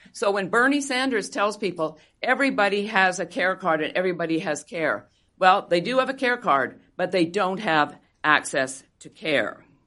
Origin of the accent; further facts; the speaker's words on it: Canada; moved away; I am Canadian. I grew up under single payer healthcare.